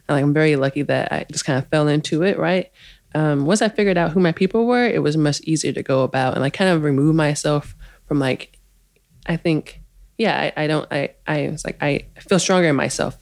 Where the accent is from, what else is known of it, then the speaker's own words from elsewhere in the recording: Oak Park, Illinois, United States; moved away as an adult; also born or lived in Crown Heights, New York; now in New York, United States; So I'm from Oak Park, and yeah, when I come home, I'm staying in Oak Park.